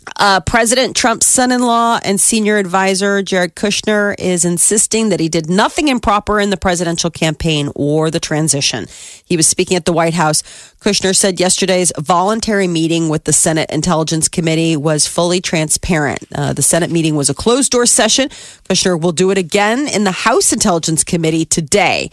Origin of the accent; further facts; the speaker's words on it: United States; as American girls